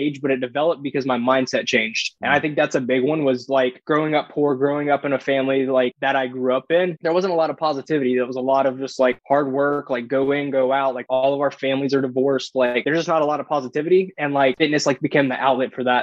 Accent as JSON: {"language": "English", "region": "Florida", "country": "United States", "tie": "born or raised there", "said": "So I'm from a very small town in Florida. We didn't even have a red light."}